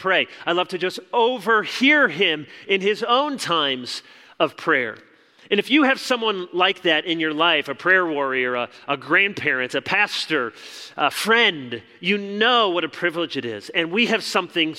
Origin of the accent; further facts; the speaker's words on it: Chicago, Illinois, United States; moved away; I was born in Chicago